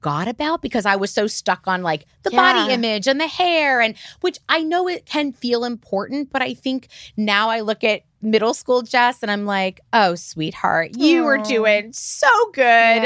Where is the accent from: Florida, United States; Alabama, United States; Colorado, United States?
Florida, United States; I grew up in Florida